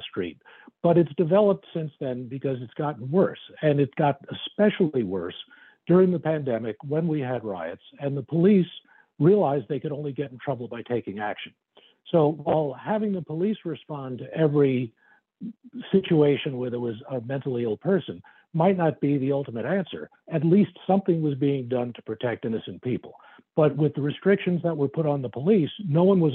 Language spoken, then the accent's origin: English; New York City, New York, United States; born or raised there